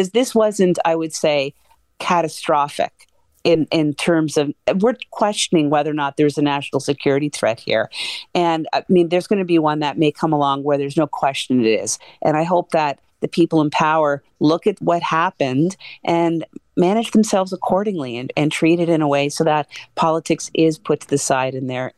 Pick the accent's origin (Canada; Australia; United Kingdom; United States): Canada; And I'm very Canadian when I say love to win, but I'm just proud that they're there.